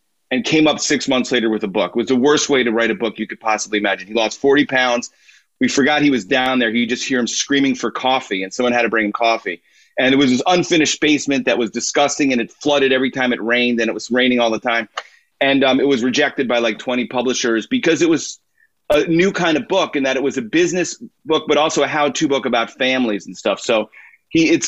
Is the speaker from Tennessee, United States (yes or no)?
no; Illinois, United States; We moved into our town in Illinois